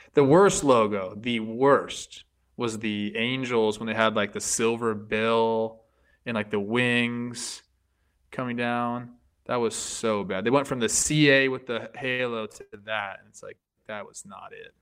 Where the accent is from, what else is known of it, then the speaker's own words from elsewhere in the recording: Southern California, United States; I grew up in Southern California